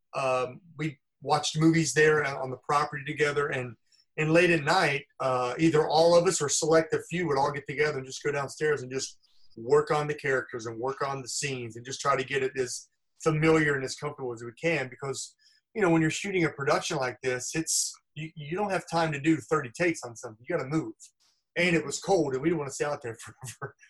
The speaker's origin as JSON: {"language": "English", "town": "Los Angeles", "region": "California", "country": "United States", "said": "I'm from Los Angeles."}